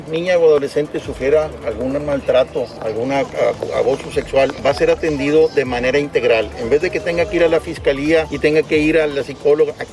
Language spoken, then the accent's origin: Spanish; Mexico; No hay mexicanos de primera y de segunda. Todos somos mexicanos, estemos en territorio o estemos fuera